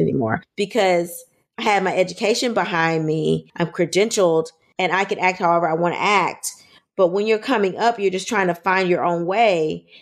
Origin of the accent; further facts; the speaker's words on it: Louisiana, United States; I'm from Louisiana